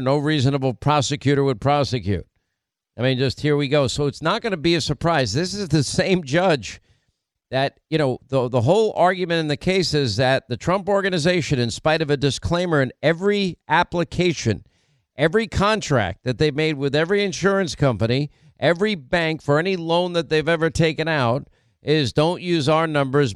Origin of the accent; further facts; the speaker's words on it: United States; as an American